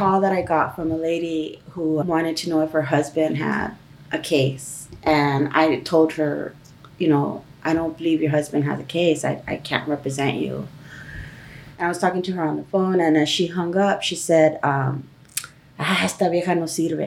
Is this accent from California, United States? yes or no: yes; Los Angeles, California, United States; I'm from East